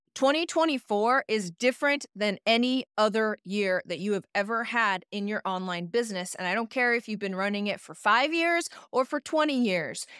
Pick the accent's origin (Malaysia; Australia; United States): United States; Idaho Falls, Idaho; now in Portland, United States; my hometown Idaho Falls, Idaho